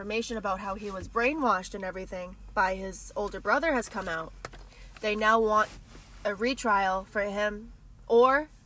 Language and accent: English; Boston, Massachusetts, United States; It is 100% my home